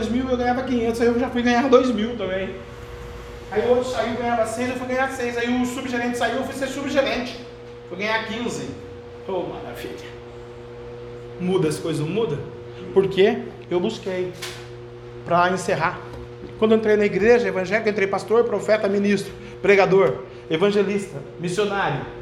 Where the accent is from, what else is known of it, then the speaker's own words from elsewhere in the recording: Marajó, Pará, Brazil; a gente é do Marajó, a gente pega o dinheiro mesmo.